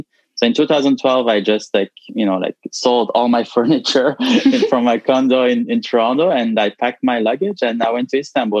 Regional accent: Belgium; also born or lived in Turkey (ancestry); now in Canada; I'm from a Turkish background, but I was born in Belgium, actually.

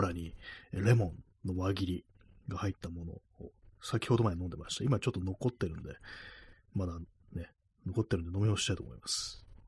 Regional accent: Tokyo, Japan; 私も東京の生まれなものですから

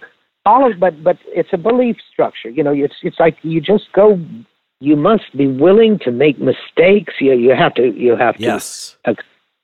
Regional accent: Mississippi, United States; I'm from Mississippi

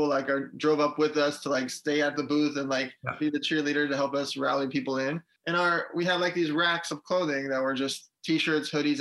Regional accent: Los Angeles, California, United States; born or raised there; also born or lived in Riga, Latvia

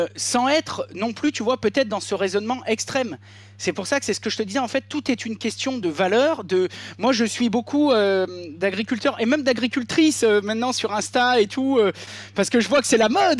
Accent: Beaujolais, Auvergne-Rhône-Alpes, France; also born or lived in Ain; j'ai grandi dans le Beaujolais au milieu des vignes

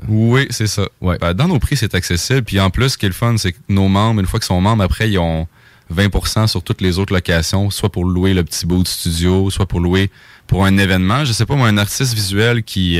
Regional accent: Saguenay, Quebec, Canada; moved away; je viens du Saguenay. Fait que c'est la première fois que je jouais chez nous

